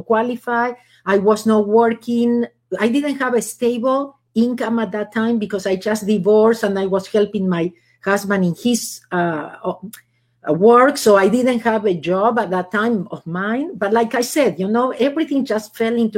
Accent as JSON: {"language": "English", "country": "Argentina", "second_language": "English", "moved": "as an adult", "lives_now": "Los Angeles, United States", "said": "I'm originally from Argentina"}